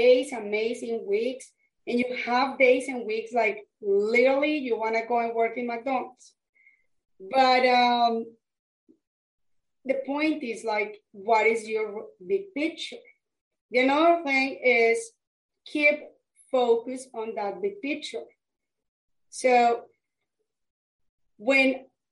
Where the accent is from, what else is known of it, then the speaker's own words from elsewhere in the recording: Colombia; English is a second language; moved away as an adult; I am from Colombia, South America, and I came to this country years ago.